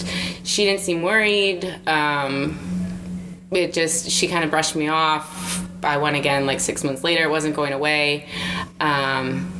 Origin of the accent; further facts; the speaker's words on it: Wisconsin, United States; moved away as an adult; now in Houston, United States; I'm from Wisconsin.